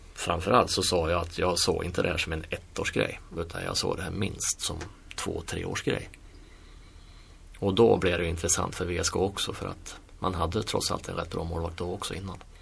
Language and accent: Swedish; Sweden; moved away; vi som svenskar